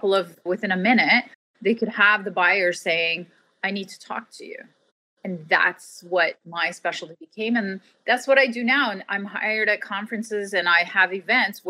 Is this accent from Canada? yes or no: yes; Canada; I always say I'm Canadian. We're nice. I'm Canadian Turkish